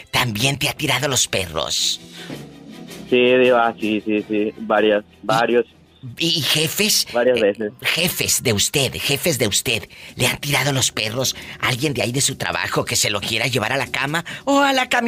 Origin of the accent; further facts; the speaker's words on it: Cozumel, Quintana Roo, Mexico; Porque soy de Cozumel.